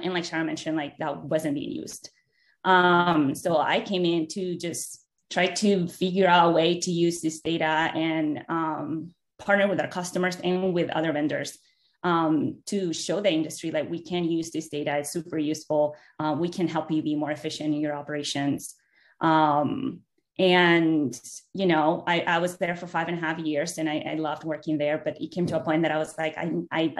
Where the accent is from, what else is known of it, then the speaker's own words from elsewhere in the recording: Venezuela; moved away; I'm originally from Venezuela. So I grew up in an oil town.